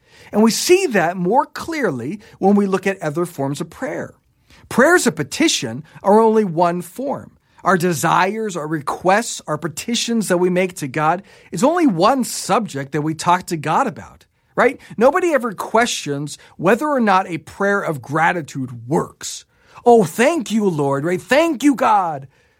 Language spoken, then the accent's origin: English; Japan; I grew up in Japan and have seen many of these Shinto shrines where there's a rope attached to a bell